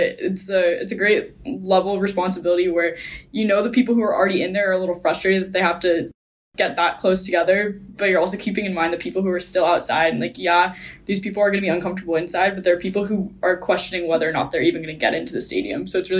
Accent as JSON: {"language": "English", "town": "Boston", "region": "Massachusetts", "country": "United States", "said": "I'm a junior from the Boston area"}